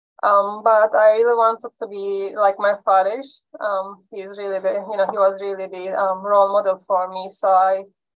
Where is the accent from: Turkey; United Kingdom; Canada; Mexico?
Turkey; Izmir; English is a second language; moved away as an adult; now in Kyoto, Japan; In Izmir